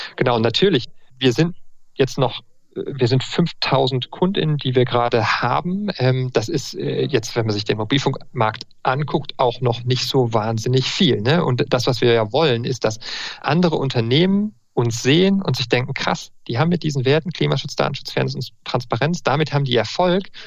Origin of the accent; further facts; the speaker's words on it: Marburg, Hesse, Germany; moved away as an adult; also born or lived in Münster / Würzburg; now in Freiburg, Germany; Ich bin in Marburg groß geworden, war in Münster dann zum Studium, in Würzburg und bin jetzt in Freiburg